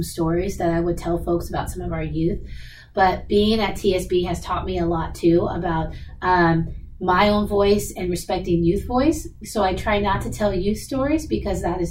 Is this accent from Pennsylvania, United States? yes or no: no; Seattle, Washington, United States; I was born and raised in Seattle. I kind of never left. So I'm definitely a hometown girl